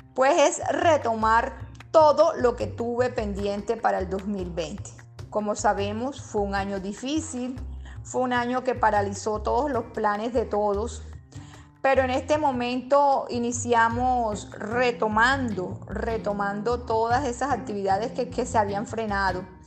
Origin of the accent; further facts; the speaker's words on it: Colombian Caribbean coast, Colombia; mi trabajo es una alegoría completamente de las costumbres de mi tierra